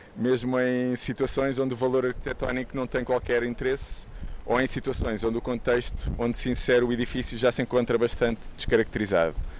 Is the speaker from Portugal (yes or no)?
yes; Lisbon, Portugal; à porta do sítio onde eu nasci